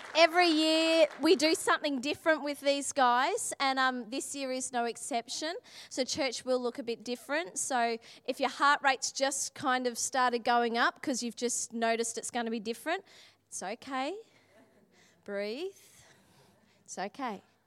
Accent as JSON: {"language": "English", "country": "Australia", "said": "I'm Australian"}